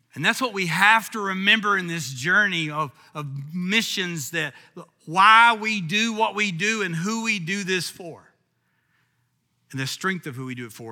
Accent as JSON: {"language": "English", "region": "Kentucky", "country": "United States", "said": "I'm from Kentucky"}